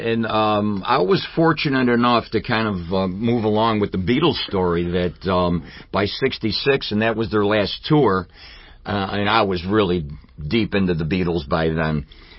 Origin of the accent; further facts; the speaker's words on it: Rochester, near East Irondequoit, New York, United States; Yeah, and, no, actually, I was born and raised in the city. I started on, I grew up on Weld Street. Well, I didn't grow up on Weld Street. No, I was born on Weld Street. Let me rephrase that. And my family's from the city over there by the public market.